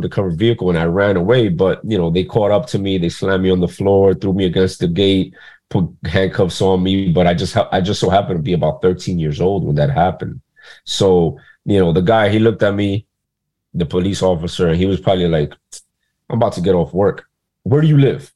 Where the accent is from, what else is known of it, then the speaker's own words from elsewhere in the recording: New York City, New York, United States; also born or lived in Dominican Republic; now in New York, United States; I was born in Queens, New York in 1985, smack dab in the era of the crack epidemic in New York City. And I was raised by a single mother on government assistance in a poverty-stricken area